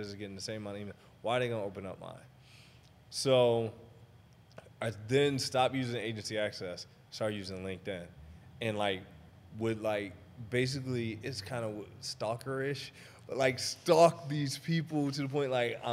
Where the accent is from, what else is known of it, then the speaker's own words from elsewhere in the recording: Maryland, United States; I'm from Maryland